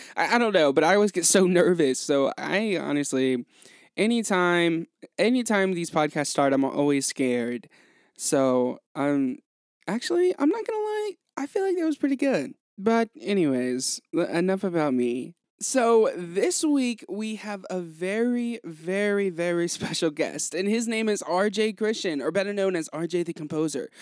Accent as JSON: {"language": "English", "town": "Hickory", "region": "North Carolina", "country": "United States", "said": "I'm from Hickory"}